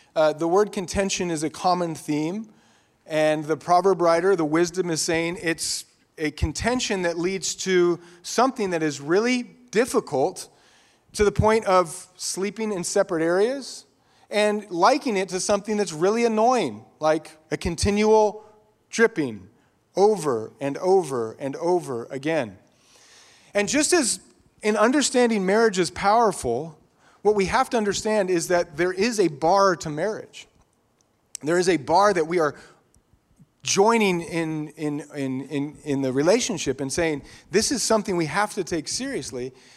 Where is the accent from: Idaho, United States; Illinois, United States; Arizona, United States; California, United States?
Idaho, United States; Eagle; growing up in Idaho, Idaho used to be uh, less densely populated. Some of you remember that, especially in Eagle, Idaho. It was mostly I grew up on a dirt road